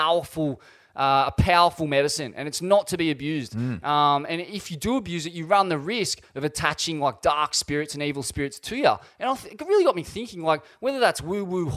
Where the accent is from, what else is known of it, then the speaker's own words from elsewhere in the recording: Sydney, New South Wales, Australia; growing up in Bondi